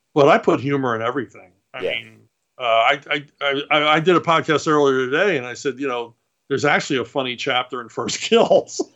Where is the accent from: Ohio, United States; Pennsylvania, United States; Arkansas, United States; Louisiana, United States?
Pennsylvania, United States; Philadelphia; I grew up in Philadelphia.